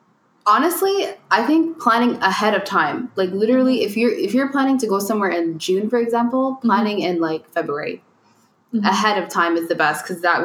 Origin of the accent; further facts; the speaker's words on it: Canada; I have a Canadian passport. I was born here.